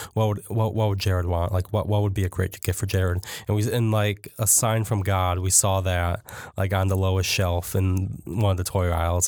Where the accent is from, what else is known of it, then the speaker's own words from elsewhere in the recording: Jackson, Michigan, United States; I grew up in Jackson